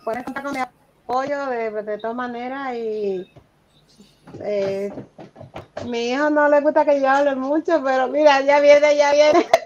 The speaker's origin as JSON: {"language": "Spanish", "country": "Dominican Republic", "said": "somos dominicanos."}